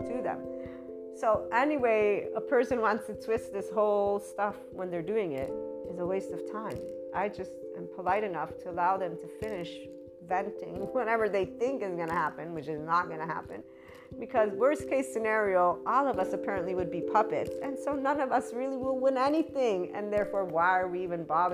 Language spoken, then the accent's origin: English; Miami, Florida, United States; in the States, I'm from Miami